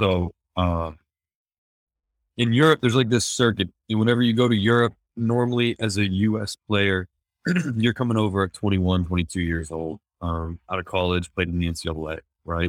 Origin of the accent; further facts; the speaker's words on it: Chambersburg, Pennsylvania, United States; moved away as an adult; also born or lived in Los Angeles; I was born and raised in Chambersburg, Pennsylvania, a small town on the East Coast